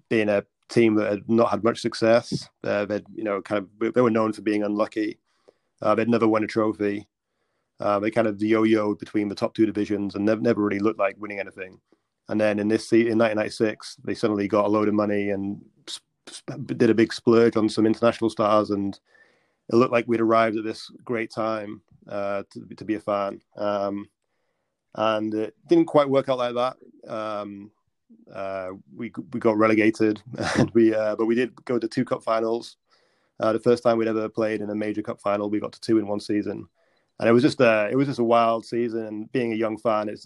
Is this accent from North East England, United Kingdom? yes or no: yes; just outside Middlesbrough, North East England, United Kingdom; I grew up just outside Middlesbrough, in a village just outside Middlesbrough.